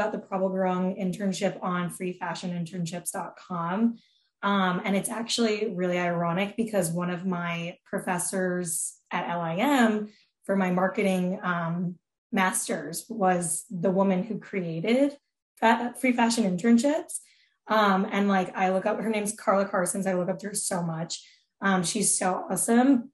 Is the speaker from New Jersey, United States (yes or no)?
yes; New Jersey, United States; now in New York City, United States; I'm from New Jersey.